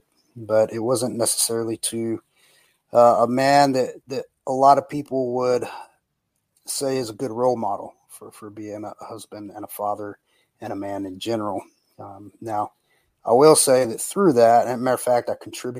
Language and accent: English; Brownwood, Texas, United States; also born or lived in North Carolina / Austin, Texas; I was born and raised in Texas. A little town called Brownwood is to be exact, where I was raised.